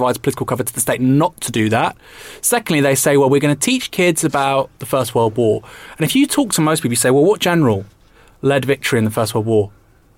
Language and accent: English; United Kingdom; as a Brit, you have to take this country for everything it's done, for better and worse.